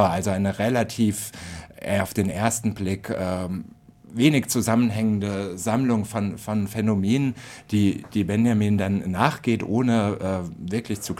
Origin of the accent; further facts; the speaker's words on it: Frankfurt, Hesse, Germany; Und äh, ich bin ja aus Frankfurt und halte das deshalb natürlich mit Adorno